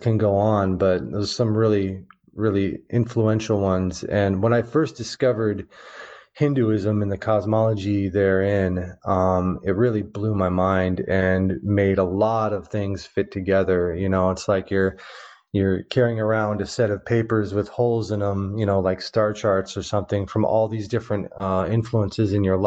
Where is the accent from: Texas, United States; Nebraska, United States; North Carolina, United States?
Nebraska, United States; Omaha; I grew up in the Midwest, in the heart of the Midwest, in Omaha, Nebraska